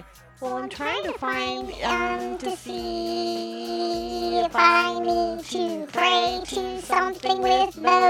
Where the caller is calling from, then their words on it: Turkey; I'm calling from Turkey.